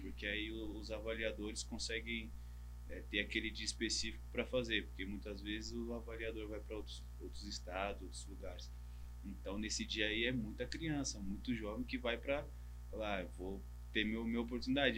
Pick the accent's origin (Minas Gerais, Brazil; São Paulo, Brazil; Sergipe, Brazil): São Paulo, Brazil; Taboão da Serra; moved away as an adult; also born or lived in Vietnam; now in Malaysia; eu sou daqui do Taboão da Serra, que tá próximo